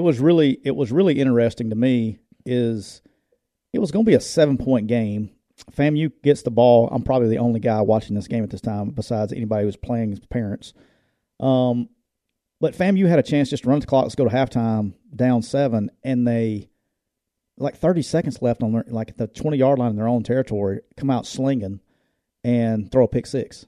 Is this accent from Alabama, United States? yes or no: yes; Jacksonville, Alabama, United States; That's my hometown, too, so I got all kinds of love for Jacksonville State, but it's my hometown